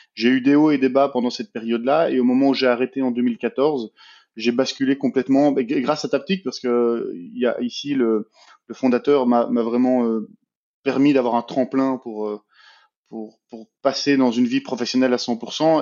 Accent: Belgium; moi je suis belge, j'ai 33 ans

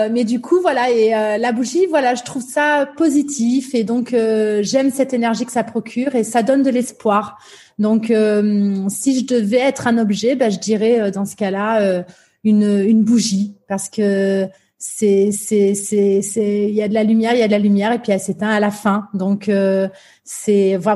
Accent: Limoges, Nouvelle-Aquitaine, France; J'ai grandi euh, à la campagne. Je suis née à Limoges, et donc euh, alors j'ai grandi à, Limoges, notamment.

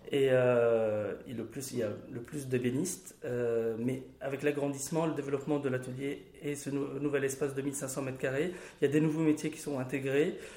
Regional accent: Bechabab, Mount Lebanon, Lebanon; born there; je suis né à Bechabab, C'est un village qui est à 20 km de Beyrouth.

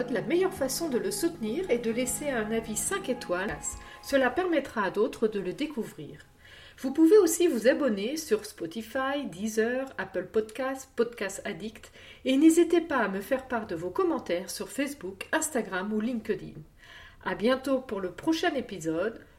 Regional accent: Jura, Bourgogne-Franche-Comté, France; moved away; also born or lived in Brittany; moi, je, viens du Jura, donc de l'autre côté de la France

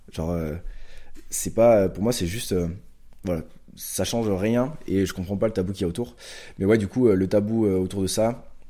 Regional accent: Pau, Nouvelle-Aquitaine, France; je suis palois, donc je viens de Pau, dans le sud-ouest de la France. Donc j'ai grandi ici

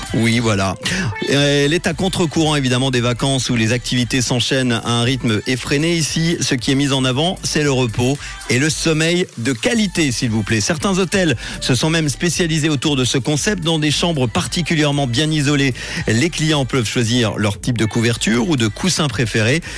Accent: Geneva, Switzerland; chez nous à Genève

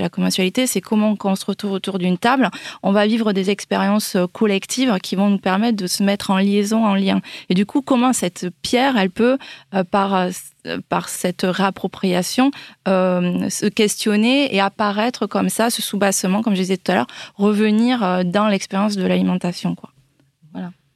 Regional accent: Toulouse, Occitania, France; je viens du Lauragais, euh, de Toulouse

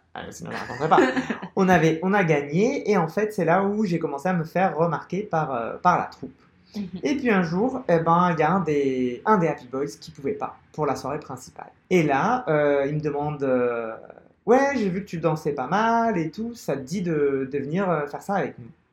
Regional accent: Algeria; also born or lived in Paris, France; now in Barcelona, Spain; je suis algérien, donc je suis, je suis né en Algérie

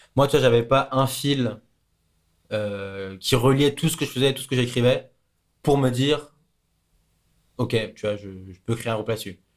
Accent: France; moved away; c'est là où est ma famille, c'est là où sont mes amis, c'est là où j'ai grandi.

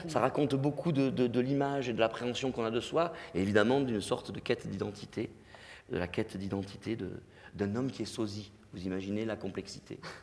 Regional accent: Digne-les-Bains, Provence-Alpes-Côte d'Azur, France; moved away; also born or lived in Marseille; à Digne, euh, dans ma ville natale

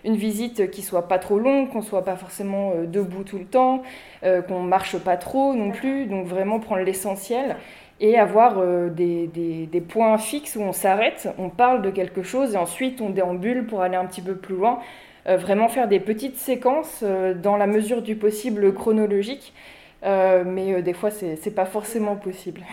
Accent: Huisseau-sur-Mauves, Centre-Val de Loire, France; also born or lived in Beaugency; je suis originaire euh, d'ici, je suis originaire de Huisseau. J'étais au lycée à Beaugency

